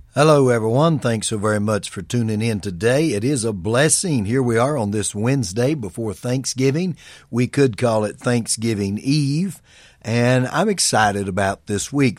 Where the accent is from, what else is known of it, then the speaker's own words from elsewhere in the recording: United States; being born in America and being an American